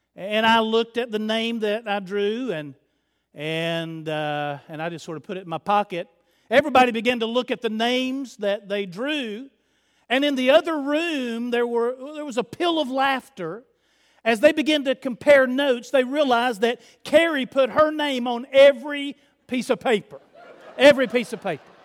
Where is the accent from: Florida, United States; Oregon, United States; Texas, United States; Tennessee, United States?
Tennessee, United States; Chattanooga; I'm from Chattanooga